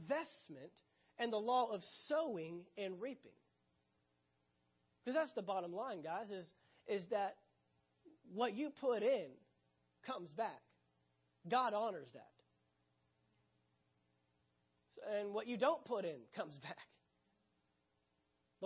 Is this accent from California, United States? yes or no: no; Dallas, Texas, United States; right where I grew up in the Dallas, Texas area